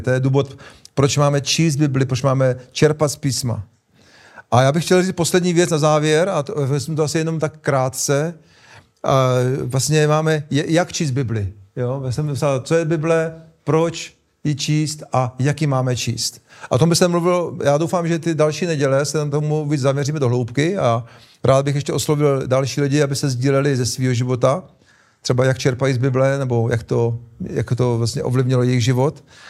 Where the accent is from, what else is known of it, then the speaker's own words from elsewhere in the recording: Czechia; my Češi